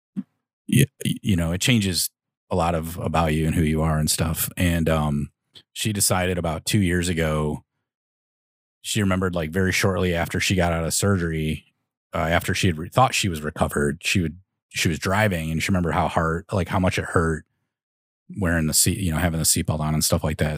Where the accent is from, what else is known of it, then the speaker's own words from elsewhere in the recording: Chicago, Illinois, United States; we're all from the Chicagoland area